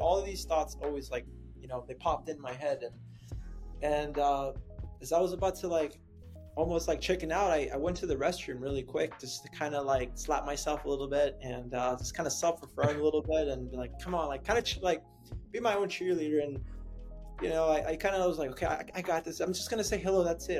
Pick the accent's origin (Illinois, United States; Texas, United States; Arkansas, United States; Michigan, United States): Texas, United States; San Antonio; moved away as an adult; also born or lived in Camp Springs, Maryland; now in San Diego, United States; I was living in San Antonio, Texas, and uh, I made the big big boy decision to kind of move away from my my hometown